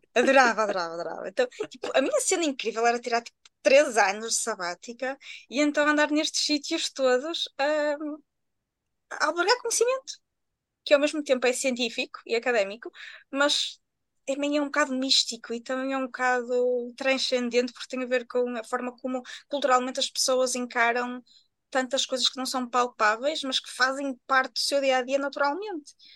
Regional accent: Viana do Castelo, Norte, Portugal; eu sou de Biana do Castelo.

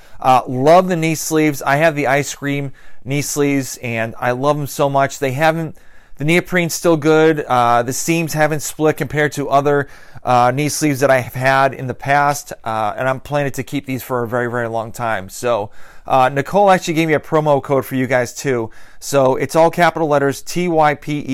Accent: Massachusetts, United States

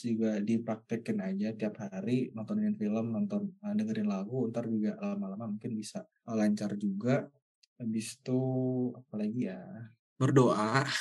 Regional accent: Surakarta, Central Java, Indonesia; Aku emang dari lahir di Solo, SD sampai kuliah aja di Solo gitu.

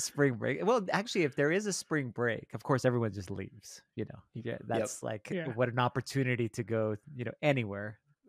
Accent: El Paso, Texas, United States; now in Minnesota, United States; I'm originally from El Paso, Texas.

